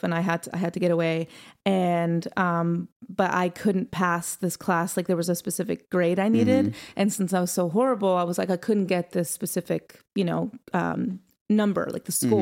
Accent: New Hampshire, United States; moved away as an adult; now in Nashville, United States; I'm from New Hampshire

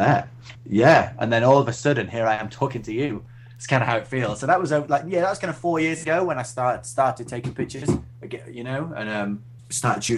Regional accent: Doncaster, Yorkshire and the Humber, United Kingdom; moved away as an adult; now in York, United Kingdom; I grew up in Doncaster, Sunny Donny.

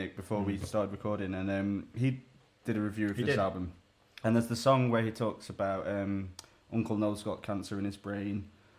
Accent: United Kingdom; a very British album that doesn't make me cringe at the thought of being British as well.

